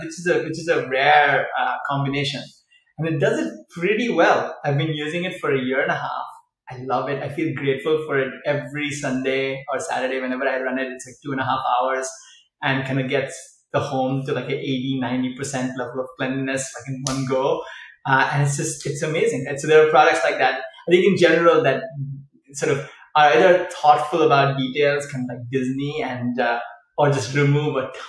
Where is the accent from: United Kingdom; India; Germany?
India; Chennai, Tamil Nadu; now in California, United States; So we're from South India, and we went down to the beach because we live near the beach in Chennai in the south of India.